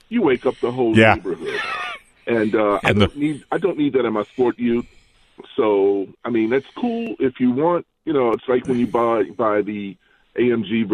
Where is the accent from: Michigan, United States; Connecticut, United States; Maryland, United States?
Maryland, United States; my home state of Maryland